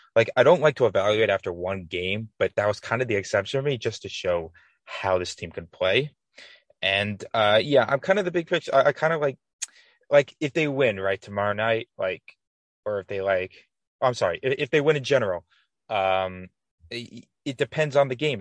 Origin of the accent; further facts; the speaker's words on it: Westchester, New York, United States; I'm from Westchester, New York